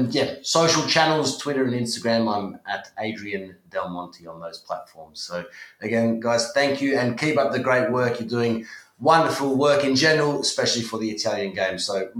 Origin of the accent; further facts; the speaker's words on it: Australia; moved away as an adult; now in Italy; my family all immigrated from Sicily to Australia in the 70s, and I was born in Australia.